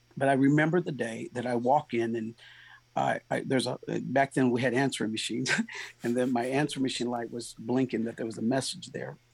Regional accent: San Diego, California, United States; now in Goodlettsville, United States; I'm originally from San Diego.

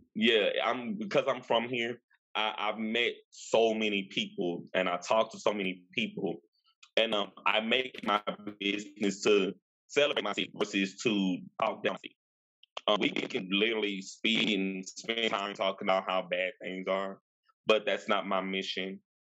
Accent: Shreveport, Louisiana, United States; I am from Shreveport, Louisiana. This is my hometown. I am born and raised in Shreveport. I know the city like clockwork.

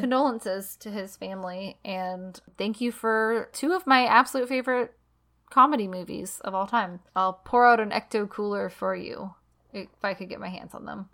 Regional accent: United States; I'm American.

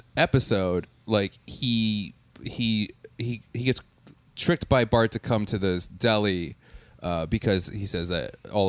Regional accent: Milwaukee, Wisconsin, United States; I'm from Milwaukee

